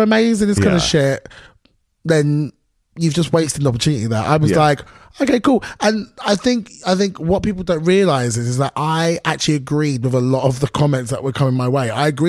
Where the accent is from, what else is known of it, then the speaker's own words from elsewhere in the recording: London, United Kingdom; accent: thick London; in my thickest London accent